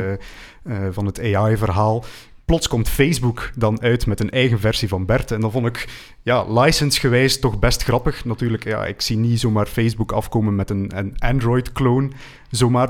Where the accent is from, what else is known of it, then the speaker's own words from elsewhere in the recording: West Flanders, Belgium; ik ben zelf van West-Vlaanderen